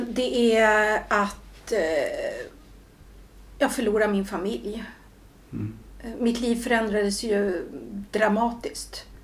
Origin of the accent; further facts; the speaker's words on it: Julita, Södermanland, Sweden; also born or lived in Stockholm; now in Katrineholm, Sweden; jag är uppväxt delvis i Stockholm ja. och sen i eh, Julita. Ja, som right. ligger utanför Katrineholm.